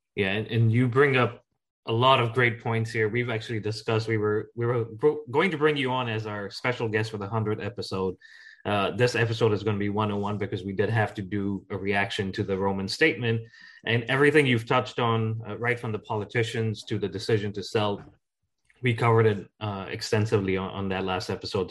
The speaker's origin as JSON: {"language": "English", "country": "Ghana", "tie": "born or raised there", "said": "Jackie and I grew up in Ghana"}